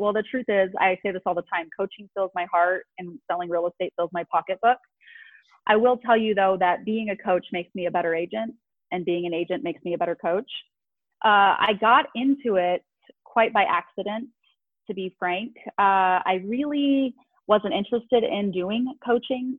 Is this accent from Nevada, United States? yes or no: yes; Las Vegas, Nevada, United States; Born and raised in Vegas